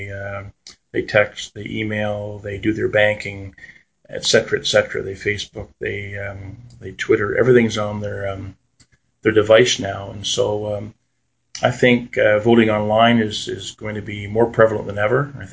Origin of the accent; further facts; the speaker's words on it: Ontario, Canada; I grew up on Arndon Avenue as a kid in the South End